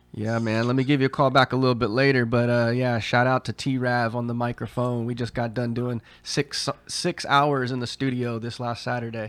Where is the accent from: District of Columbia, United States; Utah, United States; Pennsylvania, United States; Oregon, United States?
Oregon, United States; Southern; also born or lived in Heidelberg, Germany; since I was grow, growing up in Southern Oregon